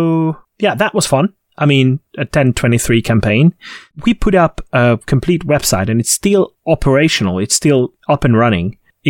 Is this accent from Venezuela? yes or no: no; Hungary; born or raised there